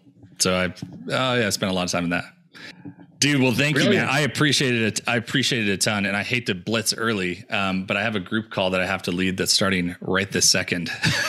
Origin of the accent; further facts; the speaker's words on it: Rochester, New York, United States; I grew up in Rochester.